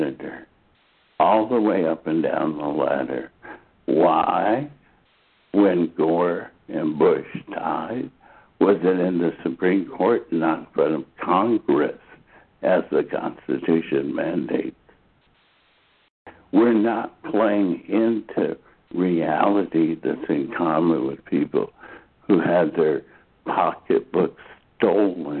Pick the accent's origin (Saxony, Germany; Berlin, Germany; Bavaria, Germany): Bavaria, Germany; Dachau; moved away; I grew up outside of Dachau, Germany